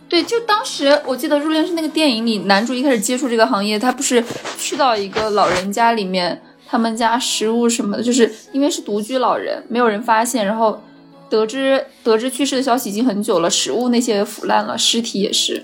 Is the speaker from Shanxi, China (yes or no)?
yes; Shanxi, China; 我们山西这边叫响工